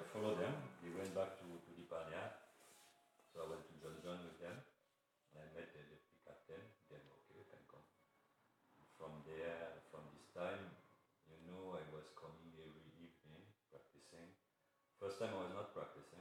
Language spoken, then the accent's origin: English; Algeria; English is a second language; also born or lived in Morocco; now in France; I am from, I born in Algeria, but my family is originated from Morocco